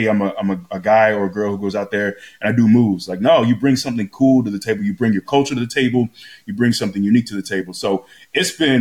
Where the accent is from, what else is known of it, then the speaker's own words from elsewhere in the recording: Florida, United States; I grew up in Florida.